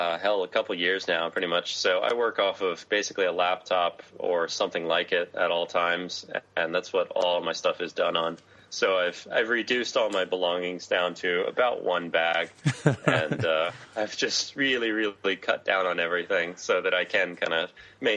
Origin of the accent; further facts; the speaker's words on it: Australia; as an Australian, my girlfriend got instant visa there and it's super easy for me to get a year long visa.